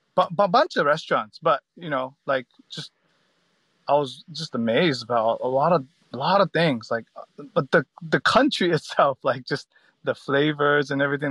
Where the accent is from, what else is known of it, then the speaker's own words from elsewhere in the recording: United States; moved away as an adult; also born or lived in San Francisco; now in Australia; growing up in America